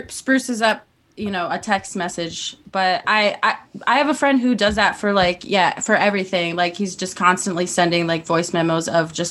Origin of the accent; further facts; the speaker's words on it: Florida, United States; moved away; I'm originally from Florida, and I was going to school in Orlando